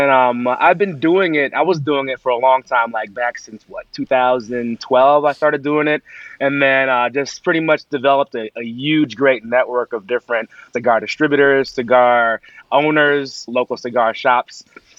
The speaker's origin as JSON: {"language": "English", "town": "Teaneck", "region": "New Jersey", "country": "United States", "tie": "born or raised there", "also_born_or_lived": "Englewood, New Jersey / Tenafly, New Jersey", "moved": "yes", "lives_now": "Atlanta, United States", "said": "I was born in Englewood, awesome. Raised in Teaneck, but went to school in Tenafly."}